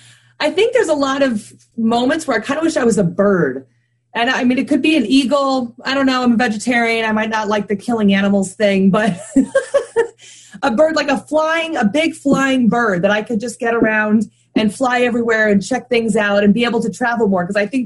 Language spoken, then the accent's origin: English; New Hampshire, United States; born there; I was born in New Hampshire on a military base. I've lived in about 7 or 8 different places in the United States.